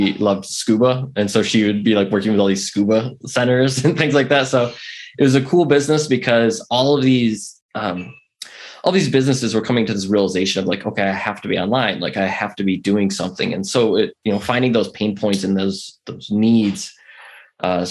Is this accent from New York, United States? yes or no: yes; Buffalo, New York, United States; moved away as an adult; also born or lived in Atlanta; growing up in Buffalo, you know, that's kind of the city to us